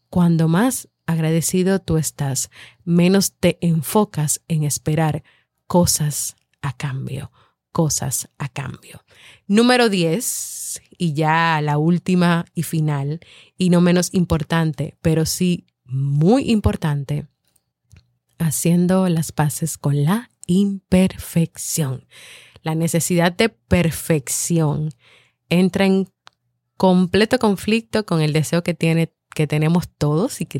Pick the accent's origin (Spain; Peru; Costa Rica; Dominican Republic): Dominican Republic; Somos de República Dominicana y somos los padres de … de Vivir en Armonía.